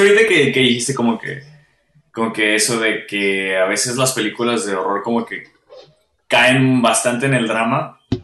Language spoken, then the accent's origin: Spanish; Mexico; como mexicanos